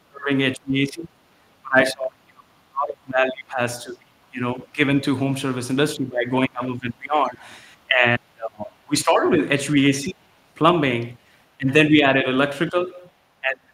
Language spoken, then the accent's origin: English; India; moved away as an adult; now in United States; I born and raised in India, came to the US in 2015 with my wife